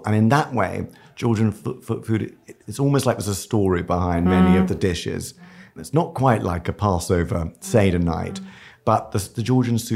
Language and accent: English; London, United Kingdom; we grew up in a very kind of strange household because the surgery was under the house in Kensington.